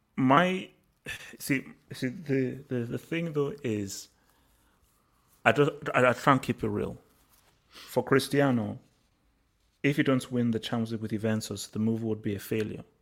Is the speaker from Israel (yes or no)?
no; Nigeria; moved away; also born or lived in England; I grew up in Nigeria